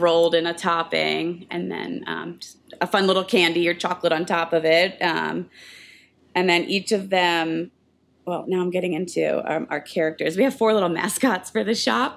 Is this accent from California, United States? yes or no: no; New Jersey, United States; moved away; I grew up in New Jersey